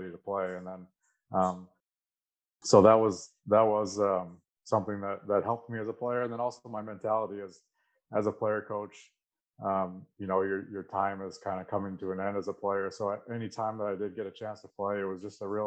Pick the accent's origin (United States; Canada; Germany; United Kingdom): Canada; Aldergrove, British Columbia; I grew up in Alder Grove. Grew up on a turkey and chicken farm back there